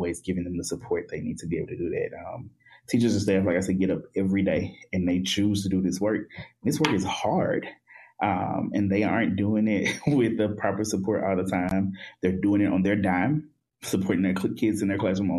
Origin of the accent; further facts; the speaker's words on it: the South, United States; I am a Black and queer man from the South